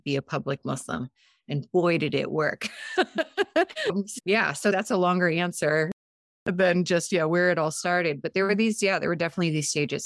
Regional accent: San Diego, California, United States; first language Montenegrin; English is a second language; also born or lived in Montenegro; I grew up in San Diego

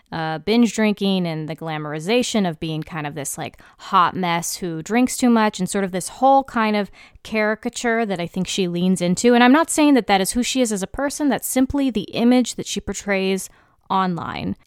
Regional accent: United States; an American citizen

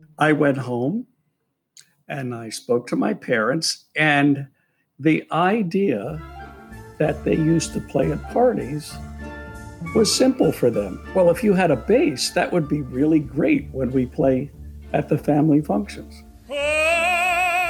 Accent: Philadelphia, Pennsylvania, United States; moved away; I was born in Philadelphia to Angelina and Alfred

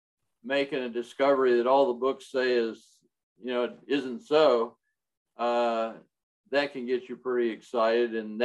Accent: Hawaii, United States; I was born in Hawaii

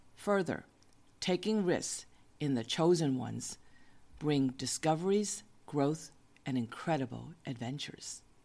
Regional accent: United States; moved away; also born or lived in West Coast; I was an American since I was born in the USA.

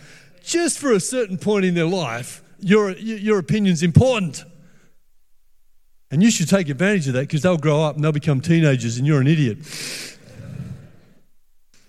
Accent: Perth, Western Australia, Australia; I grew up in Perth in the 1960s and the 1970s

